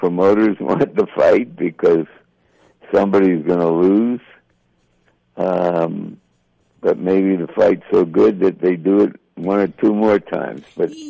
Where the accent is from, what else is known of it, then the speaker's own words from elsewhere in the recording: Philadelphia, Pennsylvania, United States; moved away as an adult; also born or lived in New York; now in Santa Monica, United States; once upon a time, I was a lad from Philadelphia.